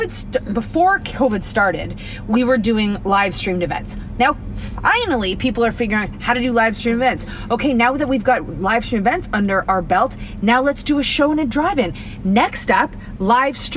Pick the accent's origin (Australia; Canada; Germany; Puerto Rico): Canada; We are Canadian